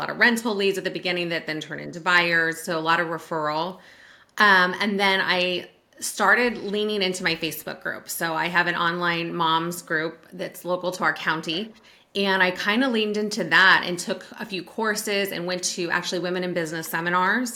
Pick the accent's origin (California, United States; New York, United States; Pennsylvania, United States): California, United States; Sacramento; moved away as an adult; now in Virginia, United States; I'm originally from the Sacramento area